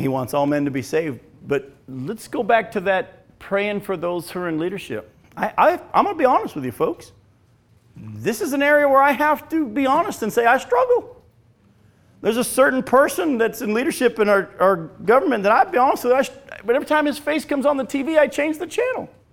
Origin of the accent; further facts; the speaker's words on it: United States; I was born and living in America